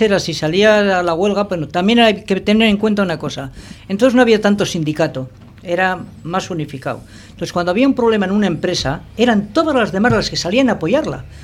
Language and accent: Spanish; Bilbao, Basque Country, Spain; now in Portugalete, Spain; yo no soy de Portugalete, ah. yo soy de Bilbao. Yo en Portugalete llevo viviendo 21, 22 años